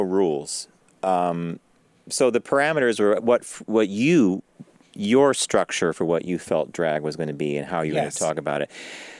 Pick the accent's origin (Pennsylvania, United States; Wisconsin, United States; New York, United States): New York, United States; New York City; there's a name that means a lot to me as a New Yorker